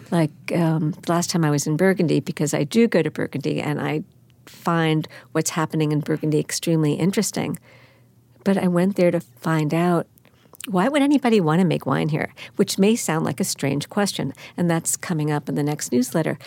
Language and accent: English; Baldwin, New York, United States; also born or lived in Brooklyn / Manhattan; I was born in Brooklyn, raised in Baldwin, Long Island, my aunt and uncle had a place at sixty-six Bowery, and we were always in the city